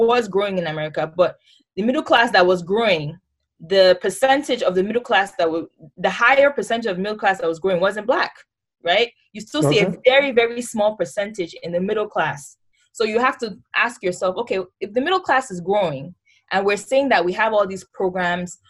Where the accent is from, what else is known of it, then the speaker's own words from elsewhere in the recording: Nigeria; moved away as an adult; now in United States; as a Nigerian